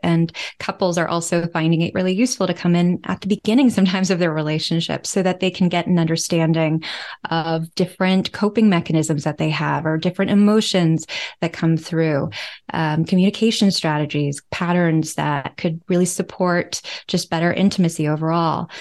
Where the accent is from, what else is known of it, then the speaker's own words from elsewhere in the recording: United States; moved away as an adult; also born or lived in New York City; now in Amsterdam, Netherlands; I'm from the United States